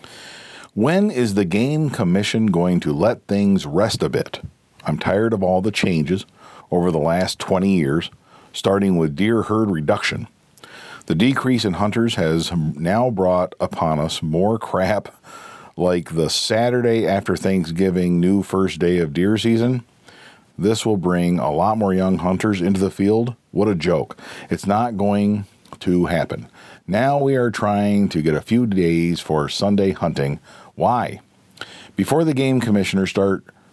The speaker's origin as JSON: {"language": "English", "region": "Pennsylvania", "country": "United States", "tie": "born or raised there", "said": "I still love my home state, still love the Commonwealth of Pennsylvania, still happy to hunt here"}